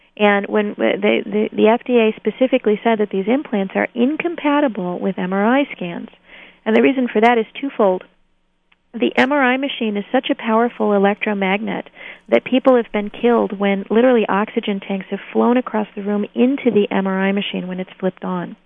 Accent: New Hampshire, United States; Here in my home state of New Hampshire

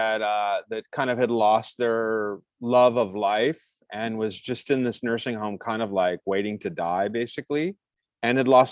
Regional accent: Sandusky, Ohio, United States; my hometown of Sandusky, Ohio, where I grew up

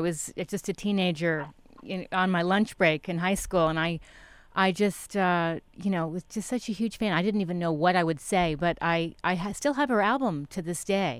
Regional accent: Connecticut, United States; I grew up in Connecticut.

